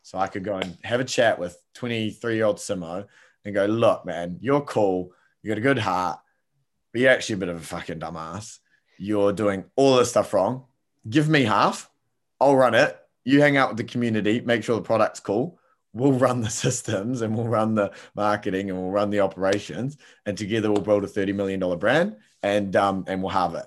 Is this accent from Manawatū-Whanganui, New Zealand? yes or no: yes; Palmerston North, Manawatū-Whanganui, New Zealand; I grew up in Palmerston North, little town, um, in New Zealand